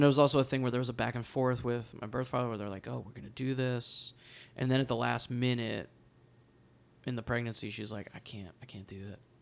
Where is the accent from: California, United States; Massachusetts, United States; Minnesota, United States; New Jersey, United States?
New Jersey, United States; now in New York City, United States; I grew up in New Jersey.